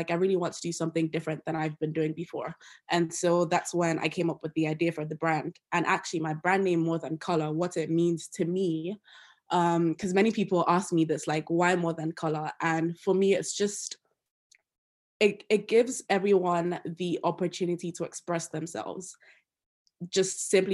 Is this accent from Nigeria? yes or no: yes; Nigeria; moved away as an adult; now in Loughborough, United Kingdom; I'm also Nigerian. Yes, I'm an international student who's just in the UK for school